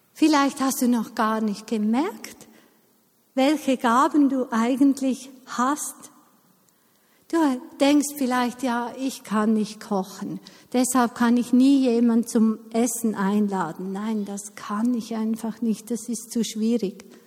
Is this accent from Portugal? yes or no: no; Eastern Switzerland, Switzerland; ich bin in der Ostschweiz aufgewachsen